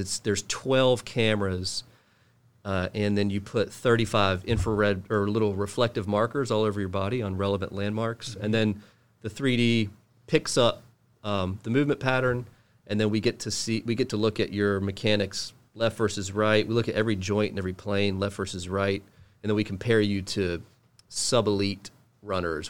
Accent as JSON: {"language": "English", "town": "Charlotte", "region": "North Carolina", "country": "United States", "tie": "born or raised there", "also_born_or_lived": "Cary, North Carolina", "said": "I grew up in Charlotte."}